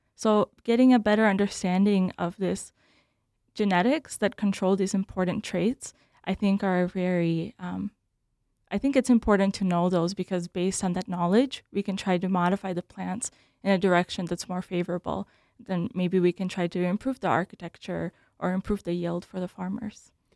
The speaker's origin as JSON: {"language": "English", "town": "Bloomington", "region": "Minnesota", "country": "United States", "tie": "born or raised there", "also_born_or_lived": "Belarus", "said": "I grew up in Bloomington, where I went to high school"}